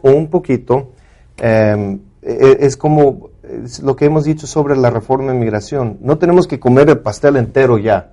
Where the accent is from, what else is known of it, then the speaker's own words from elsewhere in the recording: Mexico; los dos somos mexicanos